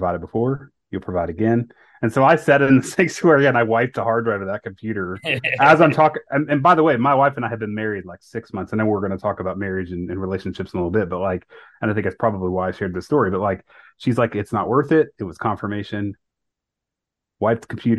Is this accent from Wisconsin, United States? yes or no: no; Ohio, United States; also born or lived in North Carolina; my wife and I was from Ohio